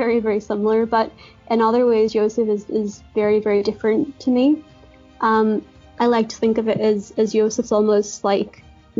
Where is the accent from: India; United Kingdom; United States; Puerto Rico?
United Kingdom; Derry, Northern Ireland; my own hometown of Derry.